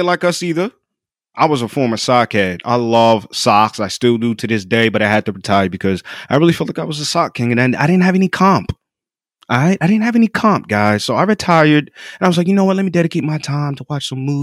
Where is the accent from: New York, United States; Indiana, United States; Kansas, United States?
New York, United States; now in North Carolina, United States; my home state, New York, and my new home state, North Carolina